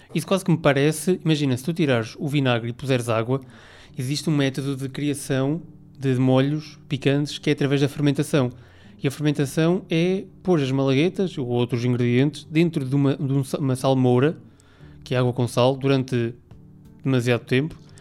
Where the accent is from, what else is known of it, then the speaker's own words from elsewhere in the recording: Aveiro, Centro, Portugal; de Aveiro, que eu sou de Aveiro